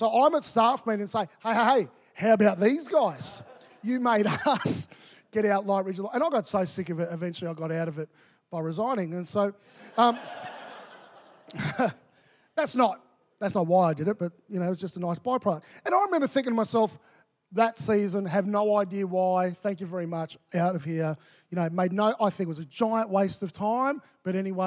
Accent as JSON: {"language": "English", "town": "Melbourne", "region": "Victoria", "country": "Australia", "also_born_or_lived": "Mackay, Queensland / Brisbane", "moved": "as an adult", "said": "I was from Melbourne"}